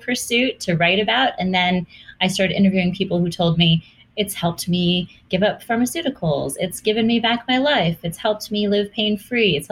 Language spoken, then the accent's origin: English; Hawaii, United States; I grew up in Hawaii